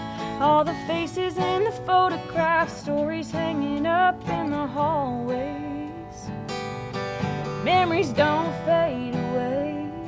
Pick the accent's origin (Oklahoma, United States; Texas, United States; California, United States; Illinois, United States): Oklahoma, United States; Medford; I'm originally from Medford.